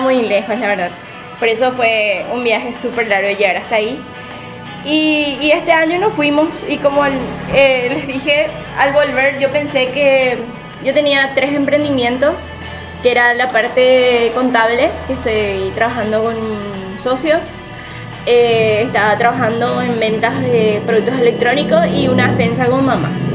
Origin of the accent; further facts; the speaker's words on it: Paraguay; somos paraguayos